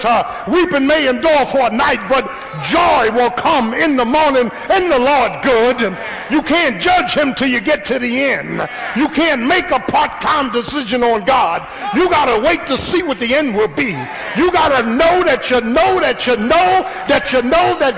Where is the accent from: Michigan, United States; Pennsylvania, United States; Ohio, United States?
Pennsylvania, United States; Philadelphia; I grew up in South Philly